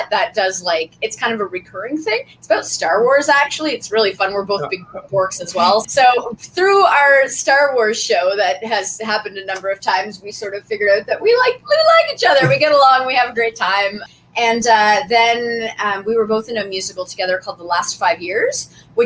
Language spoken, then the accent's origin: English; Nova Scotia, Canada; moved away as an adult; also born or lived in Newfoundland; now in Toronto, Canada; I'm originally from Nova Scotia